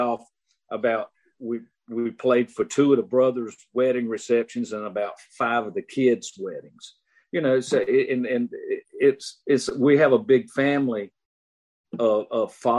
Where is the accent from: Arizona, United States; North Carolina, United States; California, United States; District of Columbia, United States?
North Carolina, United States; Lenoir County; I grew up in Lenoir County